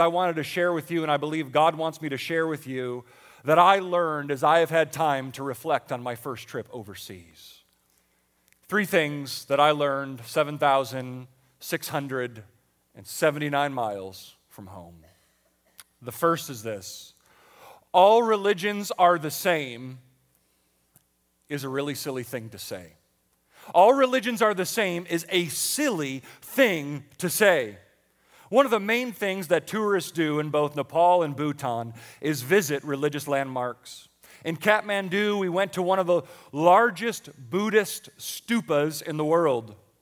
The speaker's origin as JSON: {"language": "English", "town": "Buffalo", "region": "New York", "country": "United States", "tie": "born or raised there", "moved": "yes", "said": "I grew up in Buffalo, New York"}